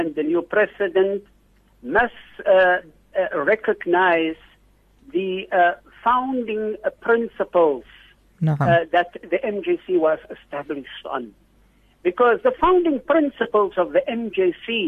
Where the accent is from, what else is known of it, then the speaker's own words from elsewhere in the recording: Worcester, Western Cape, South Africa; my community in Worcester, the town where I was born and come from